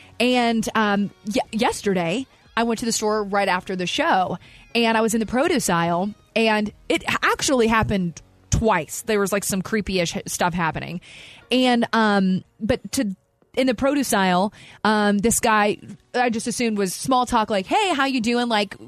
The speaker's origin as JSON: {"language": "English", "region": "the South", "country": "United States", "said": "I love small talk. I'm from the South again. Like, I just have small talk is just a thing that I do."}